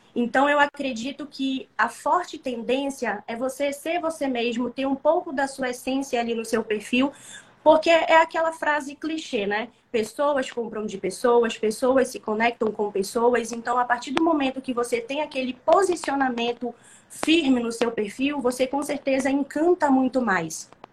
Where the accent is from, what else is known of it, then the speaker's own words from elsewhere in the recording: Manaus, Amazonas, Brazil; sou de Manaus, Amazonas, norte do nosso país